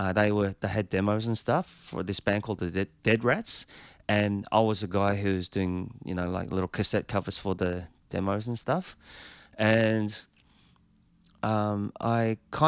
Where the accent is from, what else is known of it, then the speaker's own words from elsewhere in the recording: Australia; Being Australian.